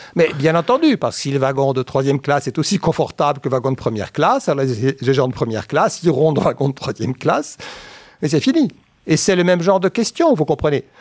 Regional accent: Paris, Île-de-France, France; Quand j'étais enfant à Paris

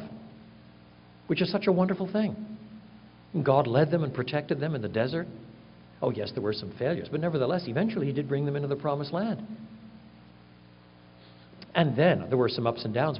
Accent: Canada; now in United States; I'm a Canadian by birth

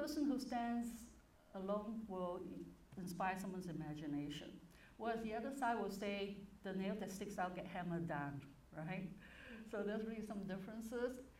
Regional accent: Hong Kong; moved away as an adult; now in United States; But I was born in Hong Kong, it was a British colony

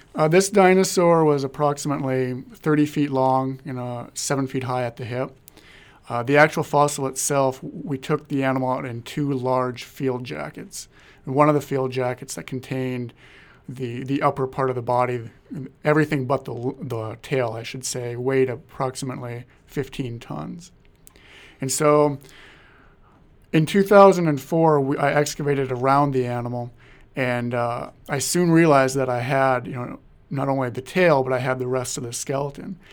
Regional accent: Marmarth, North Dakota, United States; my hometown of Marmouth, North Dakota

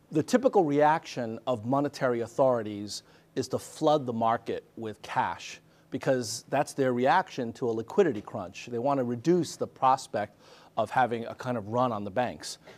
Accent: Argentina; I'm I'm from Argentina, right?

